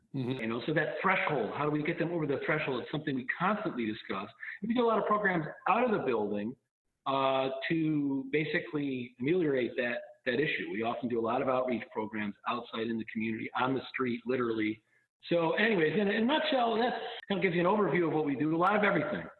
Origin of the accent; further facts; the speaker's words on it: Colden, New York, United States; I grew up in Colden, outside of the outside of the village quite a ways, but you know part of the kind of greater community here